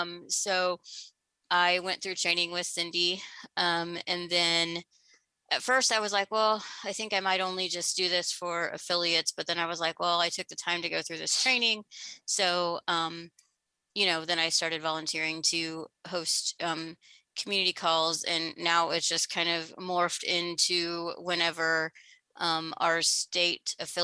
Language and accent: English; Illinois, United States; moved away as an adult; now in Louisville, United States; I am originally from Illinois. I moved to Louisville about 10 years ago